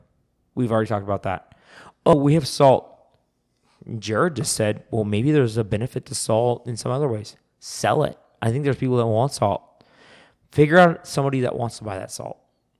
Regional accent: San Diego, California, United States; Oh, we're from California, San Diego, and we have actually unlimited supply called the Pacific Ocean.

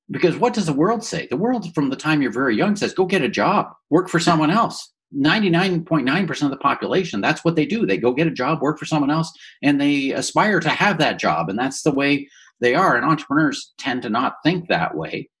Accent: Woodstock, Ontario, Canada; I grew up in Woodstock, Ontario

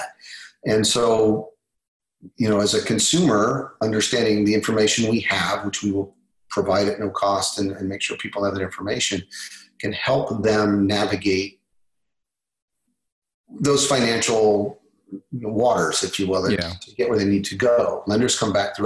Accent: Kansas, United States; now in Texas, United States; I'm from Kansas originally, Texas now, but from Kansas originally, love my home state

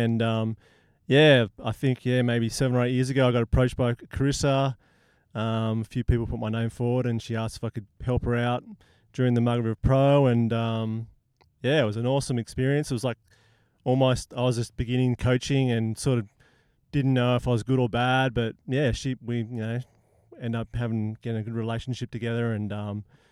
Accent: Prevelly, Western Australia, Australia; when I was a kid growing up in Preverley Park

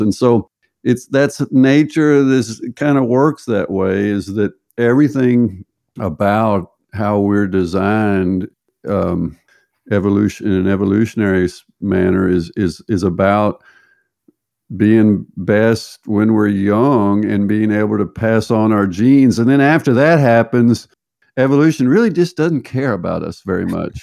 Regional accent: United States; moved away as an adult; also born or lived in Berkeley, California / Texas / Arkansas / Dallas, Texas; now in Norway; I was raised in the Southern United States, Texas, and Arkansas

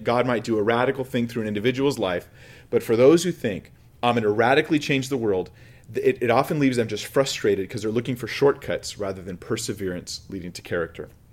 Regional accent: United States; Before I'm American, before I'm anything else, I am a Christian

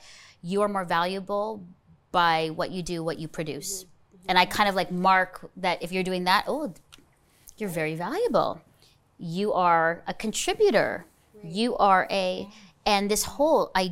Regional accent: Burlington, Ontario, Canada; I'm here in my hometown of Burlington, Ontario

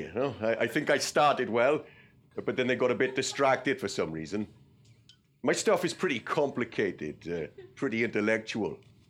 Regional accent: Wales, United Kingdom; I'm the first Egyptian Welshman. If you're English and Egyptian, they call you Anglo-Egyptian. I'm Welsh.

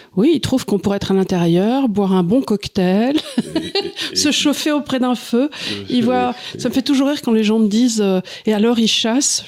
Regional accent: France; on est français

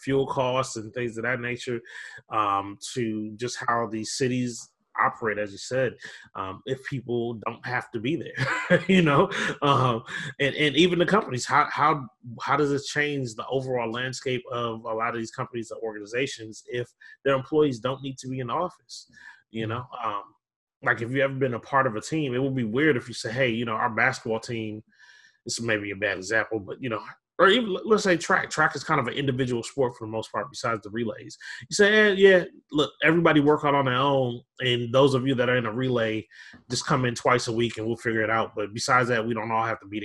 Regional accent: Minneapolis, Minnesota, United States; I grew up in Minneapolis

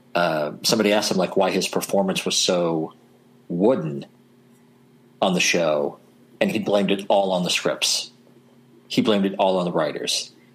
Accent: Southern Illinois, United States; my hometown in Southern Illinois

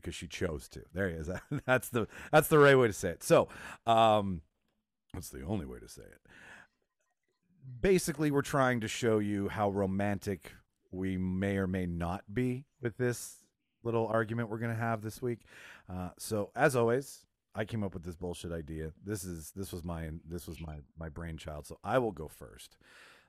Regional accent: Winnipeg, Manitoba, Canada; born or raised there

